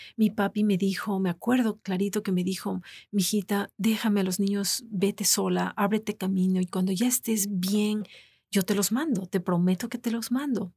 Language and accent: Spanish; Ecuador; moved away as an adult; also born or lived in Florida, United States; now in United States; fiesta nacional en mi país